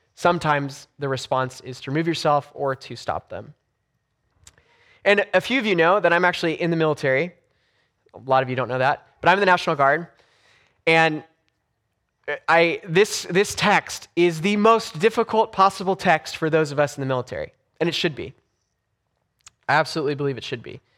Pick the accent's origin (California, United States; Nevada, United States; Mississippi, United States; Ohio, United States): California, United States; Los Angeles; moved away; when I grew up in Los Angeles. So I grew up in, in Southern California, about two miles from the beach.